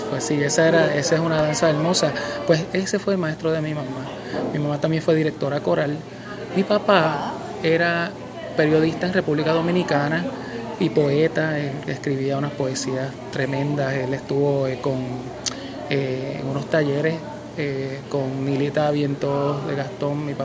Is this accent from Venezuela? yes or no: no; Puerto Rico; yo nací aquí en Puerto Rico, o sea, yo me siento boricua.